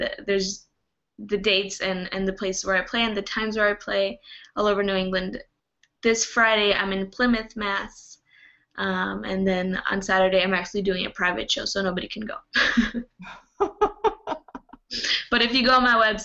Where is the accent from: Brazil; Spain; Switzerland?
Brazil; also born or lived in Canada; I was born in Canada and I grew up in Brazil